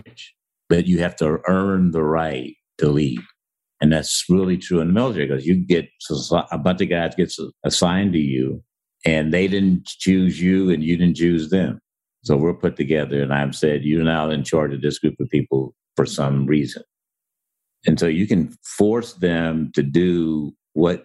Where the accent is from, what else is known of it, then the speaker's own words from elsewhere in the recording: Centralia, Illinois, United States; moved away as an adult; also born or lived in Ohio; I was raised in Centralia, Illinois